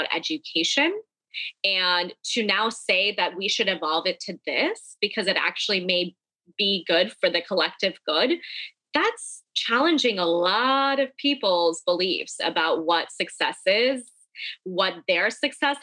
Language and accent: English; United States; I grew up in an Indian American community, and being Indian was what I was very attached